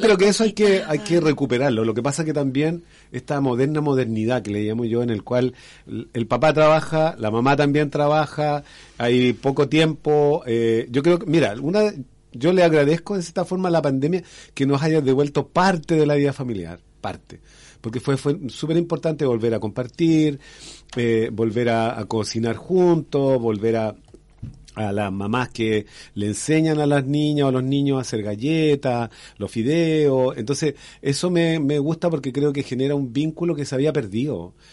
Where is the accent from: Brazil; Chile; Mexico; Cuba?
Chile; Renca, Santiago Metropolitan Region; moved away as an adult; also born or lived in Independencia / Maule; now in Curicó, Chile; yo nací en Independencia, pero me crié en, en, Renca, que queda al lado